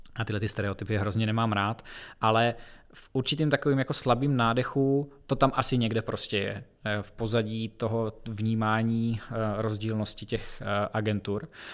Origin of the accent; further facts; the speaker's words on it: Brno, South Moravian Region, Czechia; Já jsem v Brně vždycky jsem se tady narodil, vždycky jsem tady žil